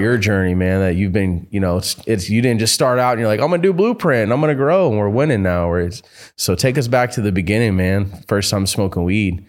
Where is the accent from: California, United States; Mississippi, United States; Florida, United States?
Florida, United States; moved away; I'm from Florida